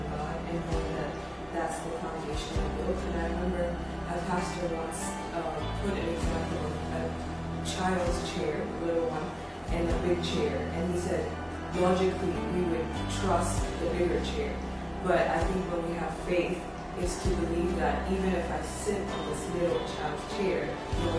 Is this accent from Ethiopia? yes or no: yes; Ethiopia; now in Rome, Italy; I'm from Ethiopia, and I'm here serving in the media team